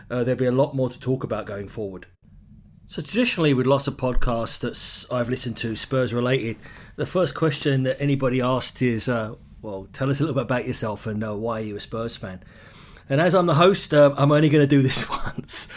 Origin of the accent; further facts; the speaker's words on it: London, United Kingdom; accent: English; moved away as an adult; also born or lived in Ottawa, Canada; now in Vancouver, Canada; So I grew up in London